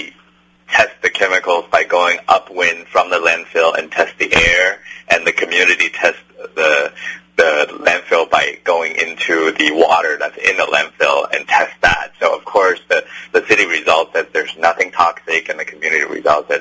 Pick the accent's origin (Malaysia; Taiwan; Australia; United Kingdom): Taiwan; moved away; I'm from Taiwan